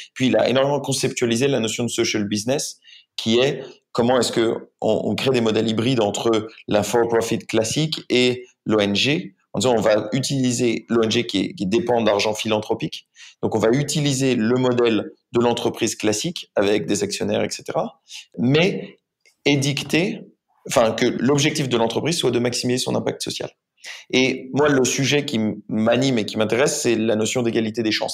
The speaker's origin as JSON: {"language": "French", "country": "France", "said": "je suis français, j'ai 27 ans"}